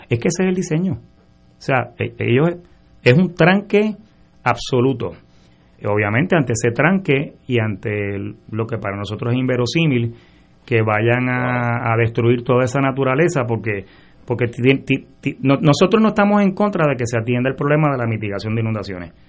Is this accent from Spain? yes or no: no; San Juan, Puerto Rico; yo me crié en University Garden, mi papá y mi mamá compraron allí en el 62